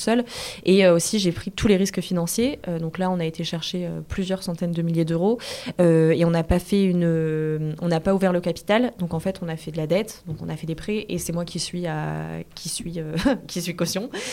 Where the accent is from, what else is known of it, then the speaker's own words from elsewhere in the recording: Lille, Hauts-de-France, France; je suis de Lille